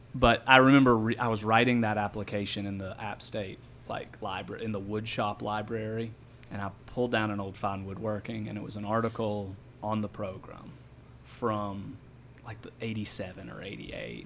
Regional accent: Franklin, North Carolina, United States; now in Asheville, United States; I grew up in Franklin, North Carolina, which is um, about hour and 20 minutes west of here

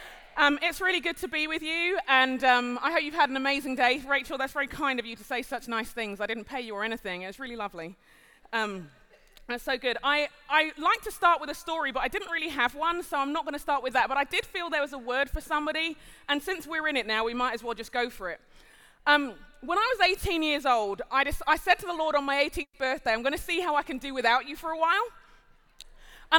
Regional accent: London, United Kingdom; moved away as an adult; now in United States; I'm a Londoner by birth and conviction, I'm also Nigerian

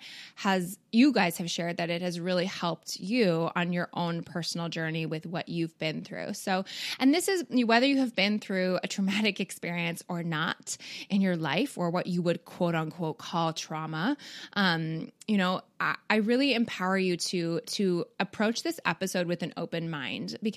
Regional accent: Canada; also born or lived in Midwest, United States; now in United States; I'm not a Southerner. I do live in the Midwest though. But actually Canadian.

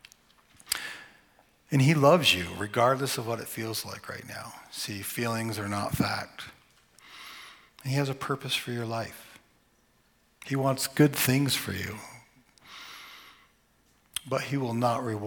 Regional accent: Vermont, United States; My sister and I, we grew up in Vermont

